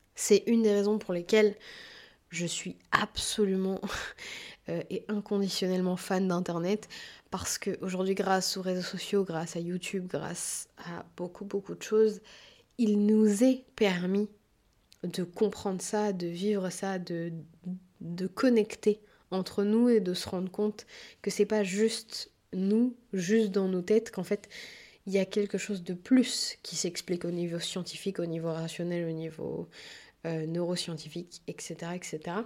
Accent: France; petite occidentale qui a toujours vécu en France

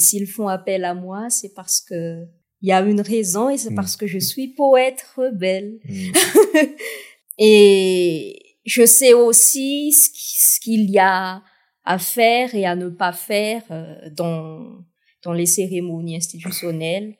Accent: Toliara, Atsimo-Andrefana, Madagascar; j'ai pu représenter euh, ma ville natale, Tuléar, au slam national

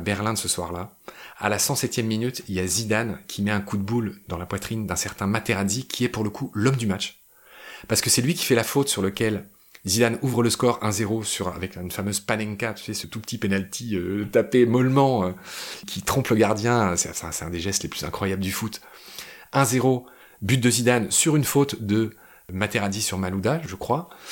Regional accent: France; Je suis français

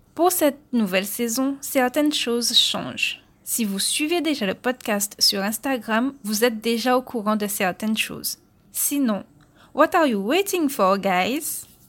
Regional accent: Guadeloupe; je suis originaire de l'archipel de la Guadeloupe

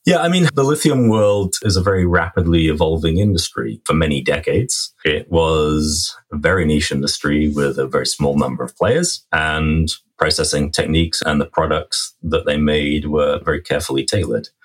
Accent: England, United Kingdom; moved away as an adult; now in Vancouver, Canada; I am an Englishman by birth

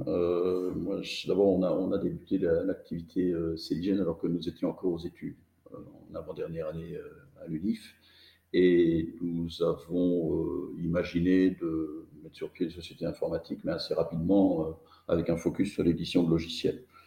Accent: Belgium; je suis belge

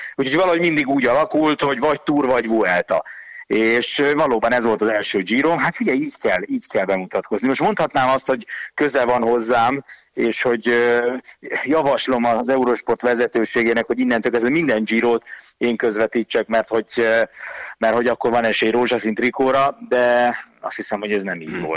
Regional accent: Hungary; first language Hungarian; én meg magyar vagyok

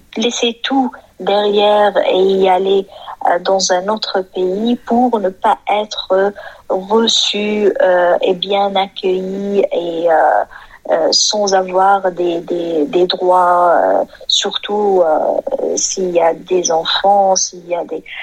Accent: Hebron, West Bank, Palestine; now in Ramallah, Palestine; Moi, je suis d'origine d'Hébron, mais j'habite à Ramallah.

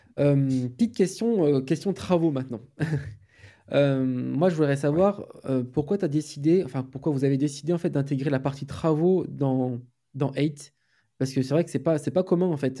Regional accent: Poitiers, Nouvelle-Aquitaine, France; Moi, je suis de Poitiers

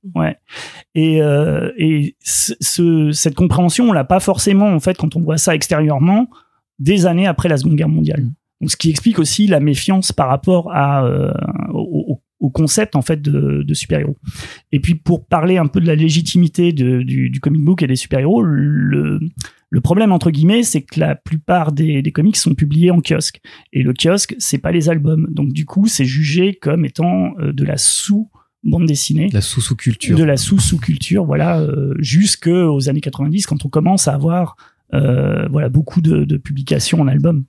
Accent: France; chez nous, en France

